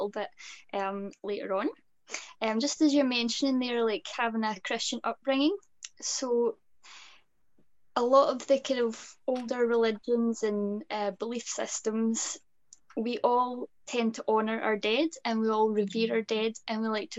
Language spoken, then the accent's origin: English; Scotland, United Kingdom; being Scottish